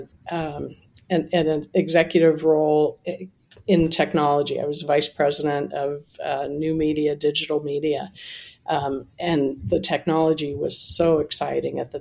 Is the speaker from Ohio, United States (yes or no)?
yes; Columbus, Ohio, United States; moved away as an adult; also born or lived in New York / Niagara Falls / Buffalo / California; I grew up in Columbus, Ohio